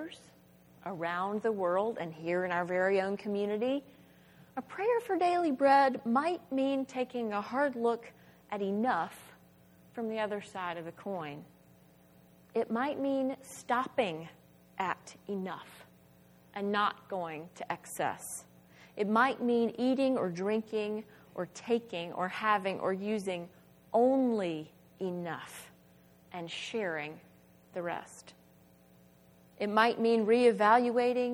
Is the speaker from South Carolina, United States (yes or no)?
yes; Spartanburg, South Carolina, United States; my hometown of Spartanburg, South Carolina